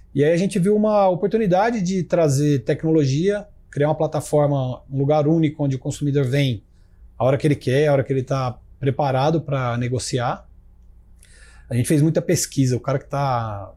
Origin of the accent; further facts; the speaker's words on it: Ribeirão Preto, São Paulo, Brazil; eu sou de Ribeirão Preto